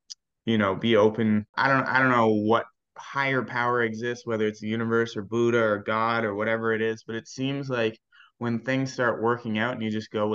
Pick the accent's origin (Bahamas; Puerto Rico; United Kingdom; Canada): Canada; I'm a Canadian, so I have to work in Canada